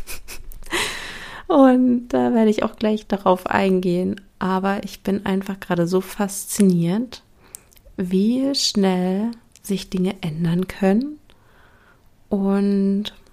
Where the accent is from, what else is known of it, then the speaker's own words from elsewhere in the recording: Berlin, Germany; now in Brandenburg, Germany; Ich sage zwar immer, ich wohne in Berlin, ich komme aus Berlin, weil, sind wir mal ehrlich, der Speckgürtel Berlins ist auch Berlin, auch wenn er Brandenburg heißt.